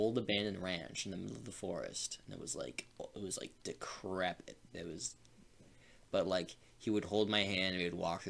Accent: California, United States; moved away; also born or lived in Washington, D.C.; I was born in California. I moved to DC.

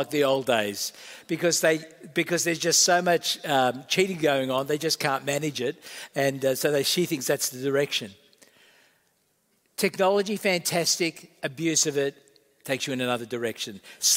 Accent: Australia; also born or lived in Malta; I'm part Australian, part Maltese

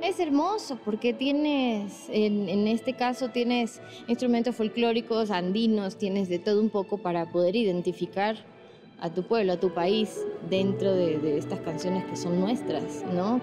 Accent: Guayaquil, Guayas, Ecuador; nací en Guayaquil

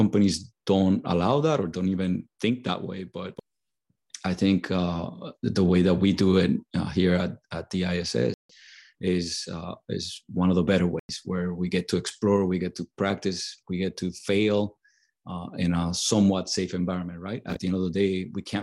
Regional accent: Puerto Rico; I grew up in Puerto Rico. I was born and raised in Puerto Rico.

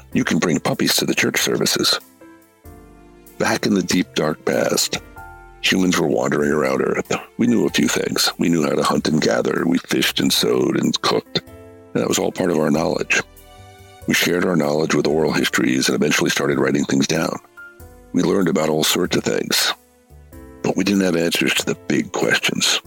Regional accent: United States; I'm an American

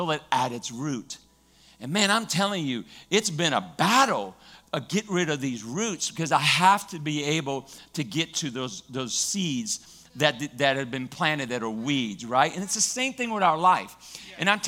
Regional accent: Louisiana, United States; I grew up in Louisiana

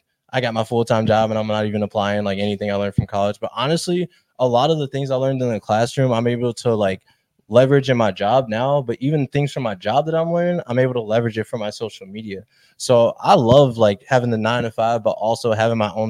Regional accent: Chicago, Illinois, United States; I've born and raised in Chicago, went to UIC

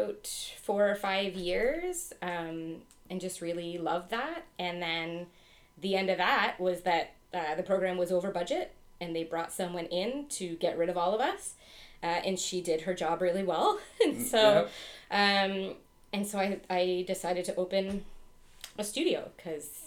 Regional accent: Ottawa, Ontario, Canada; now in Lambeth, Canada; I'm from Ottawa originally. That's where I grew up

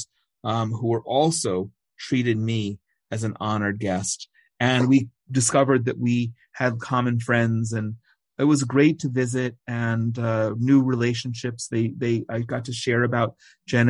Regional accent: United States; now in Israel; I was born in America

